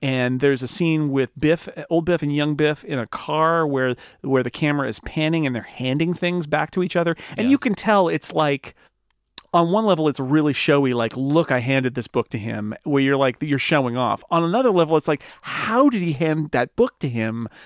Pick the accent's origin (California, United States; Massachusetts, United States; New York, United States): California, United States; Sonora; Jamestown, California, which is about four miles from where I grew up